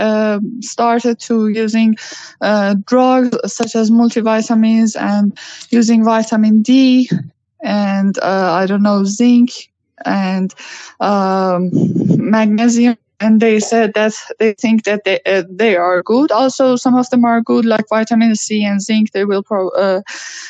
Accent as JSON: {"language": "English", "country": "Iran", "said": "I'm from Iran"}